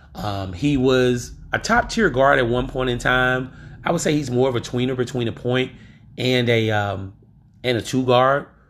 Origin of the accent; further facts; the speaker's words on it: Louisiana, United States; I'm from Louisiana